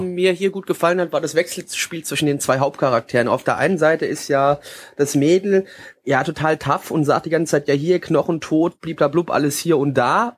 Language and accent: German; Germany; Ich bin Deutscher, da rede ich auch Deutsch.